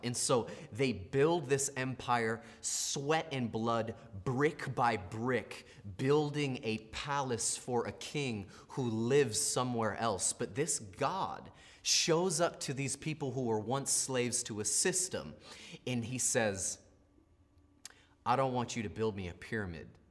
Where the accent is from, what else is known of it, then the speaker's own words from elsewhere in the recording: United States; what I grew up with in America